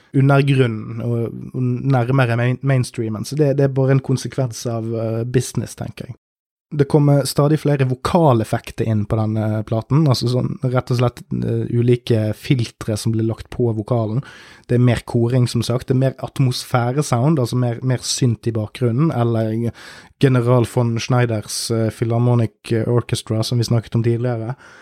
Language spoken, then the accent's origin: Norwegian; Norway; jeg er jo nordmann